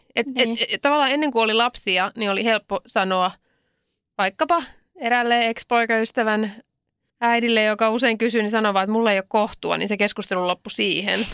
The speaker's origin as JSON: {"language": "Finnish", "town": "Helsinki", "region": "Uusimaa", "country": "Finland", "said": "mä oon helsinkiläinen"}